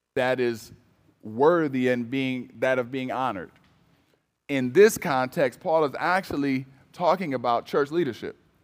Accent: Cleveland, Ohio, United States; moved away; also born or lived in Michigan; I'm originally from Cleveland, Ohio

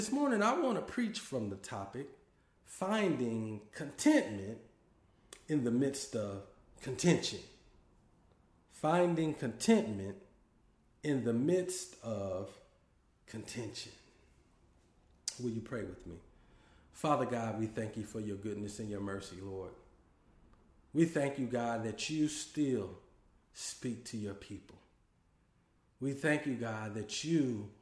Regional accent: Dallas, Texas, United States; now in Boston, United States; I'm originally from Dallas, Texas, but I currently live in Boston, Massachusetts

